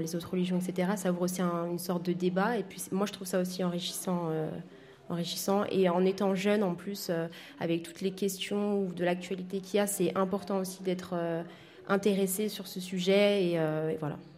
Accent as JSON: {"language": "French", "town": "Vaulx-en-Velin", "region": "Auvergne-Rhône-Alpes", "country": "France", "tie": "born or raised there", "said": "je suis née à Vanvelin"}